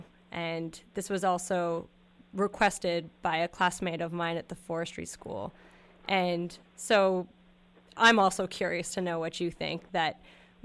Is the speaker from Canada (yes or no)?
yes; Canada; as Canadian